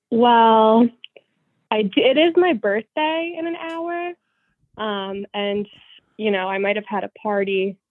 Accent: Old Bridge, New Jersey, United States; now in Philadelphia, United States; Well, I'm calling from Philly, but I'm from Old Bridge, New Jersey.

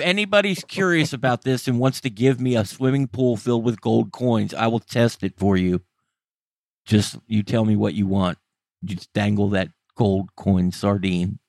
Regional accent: United States; I'm an American and was raised in America

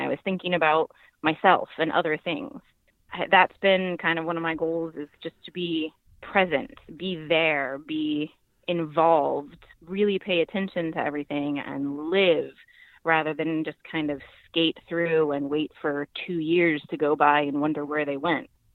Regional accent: Virginia, United States; I'm from Virginia

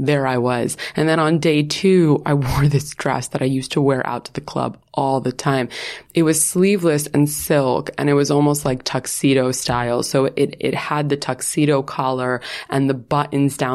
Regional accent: New York, United States; moved away; I'm from New York, which like no one at my school was

